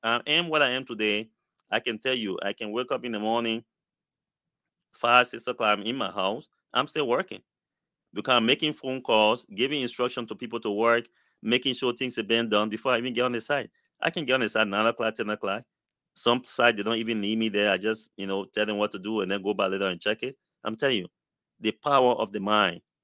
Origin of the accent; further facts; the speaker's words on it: Liberia; moved away; I came from Liberia